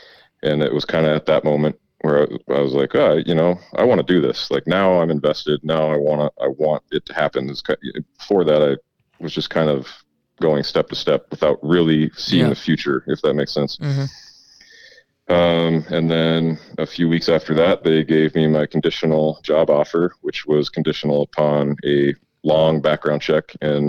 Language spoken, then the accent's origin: English; Coeur d'Alene, Idaho, United States; moved away as an adult; also born or lived in Minneapolis, Minnesota; now in Coeur d'Alene, United States; I'm from Coeur d'Alene.